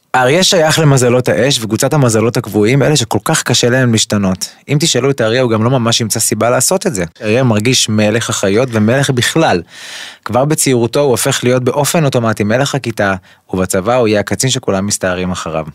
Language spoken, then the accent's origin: Hebrew; Kfar Saba, Central District, Israel; אני גדלתי בכפר סבא, ברחוב אה, יבנה, בשיכון המזרח